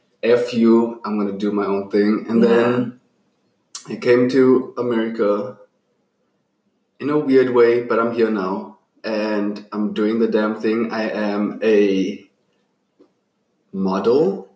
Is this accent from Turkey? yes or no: no; Johannesburg, Gauteng, South Africa; moved away as an adult; now in United States; I am from Johannesburg, South Africa